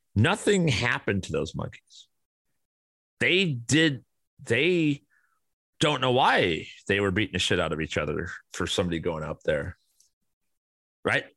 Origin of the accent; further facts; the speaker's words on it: Kane County, Illinois, United States; I grew up around Kane County, Illinois.